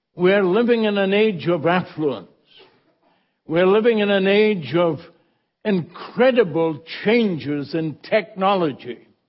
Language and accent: English; Scotland, United Kingdom; moved away; I was born in the Holy Land, you know that, Scotland